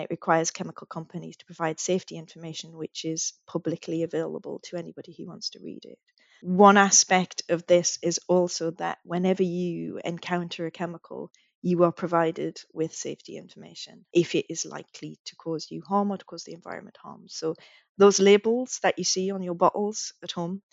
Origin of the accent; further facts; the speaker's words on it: United Kingdom; I'm British, but I still would like to consider myself part of that region